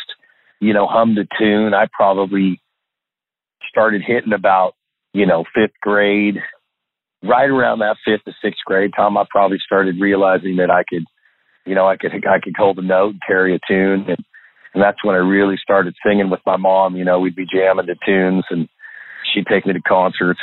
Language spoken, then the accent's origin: English; Walnut Creek, California, United States; also born or lived in Pleasant Hill, California / Red Bluff, California; I grew up in Northern California, actually, little town. Spent part of my time in a little town called Pleasant Hill, my first part of my young years, and then, or say younger years, and then we moved to another one town over to Walnut Creek, California